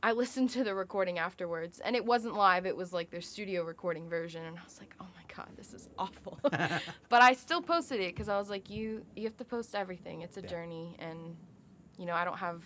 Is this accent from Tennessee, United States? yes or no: no; Georgia, United States; I'm from Georgia